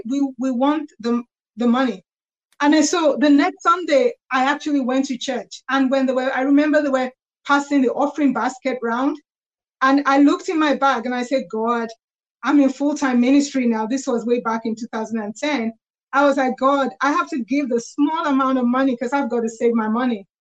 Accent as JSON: {"language": "English", "region": "London", "country": "United Kingdom", "tie": "born or raised there", "said": "I have lived in London. I was born in London"}